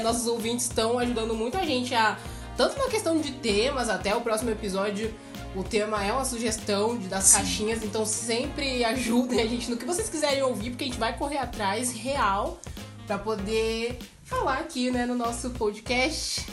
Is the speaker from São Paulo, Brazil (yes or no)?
no; Cascavel, Paraná, Brazil; eu sou de Cascavel